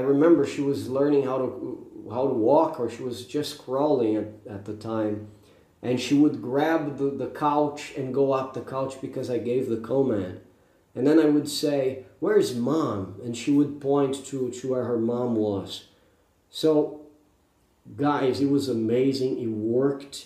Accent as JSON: {"language": "English", "country": "Brazil", "first_language": "Portuguese", "second_language": "English", "said": "I'm Brazilian, but I live English 24 hours a day"}